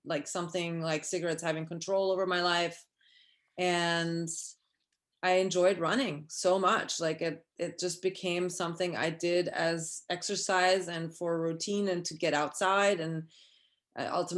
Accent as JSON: {"language": "English", "region": "Vienna", "country": "Austria", "tie": "born or raised there", "also_born_or_lived": "New York City, United States", "moved": "as an adult", "lives_now": "Petaluma, United States", "said": "I grew up in Europe, actually in Vienna, and moved to New York City in 2002"}